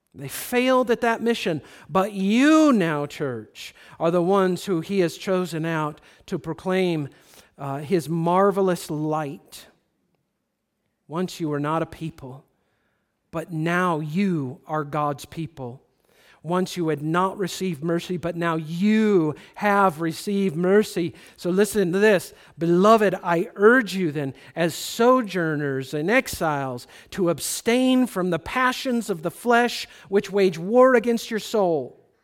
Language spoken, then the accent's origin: English; United States